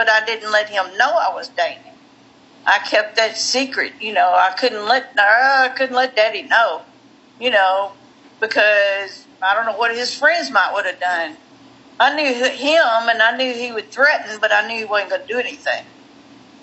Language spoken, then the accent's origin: English; Western Kentucky, United States; also born or lived in New Orleans, Louisiana; we moved from New Orleans back to Western Kentucky when my son was 3